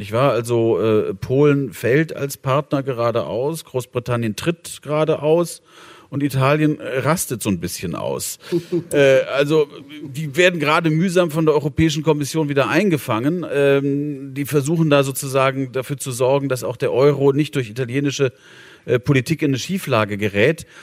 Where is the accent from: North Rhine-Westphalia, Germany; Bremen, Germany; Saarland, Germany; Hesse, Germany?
North Rhine-Westphalia, Germany; Bonn; meiner Heimatstadt, Bonn